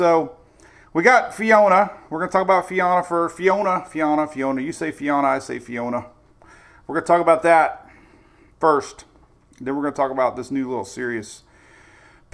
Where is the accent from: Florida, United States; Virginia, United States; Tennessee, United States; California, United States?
Florida, United States; Oldsmar; my hometown here in Oldsmar